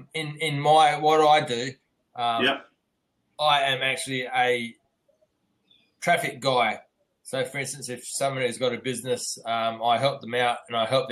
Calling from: Perth, Western Australia, Australia; I'm from Perth.

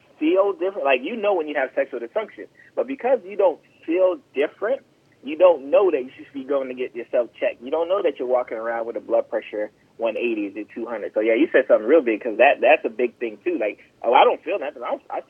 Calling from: Florida, United States; Yeah, I'm in South Florida.

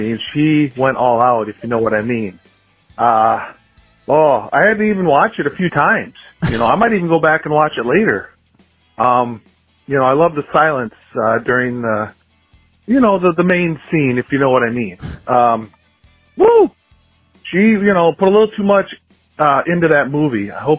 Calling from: Rochester, Minnesota, United States; I was calling from Rochester, Minnesota.

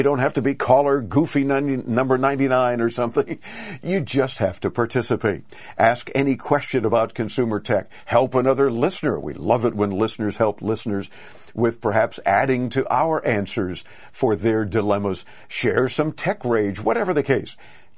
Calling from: Miami, Florida, United States; Well, we sweat it out here in Miami, Florida

